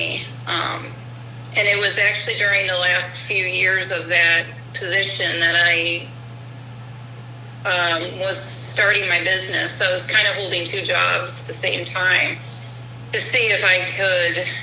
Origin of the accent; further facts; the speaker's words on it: St. Louis, Missouri, United States; now in O'Fallon, United States; I grew up in St. Louis.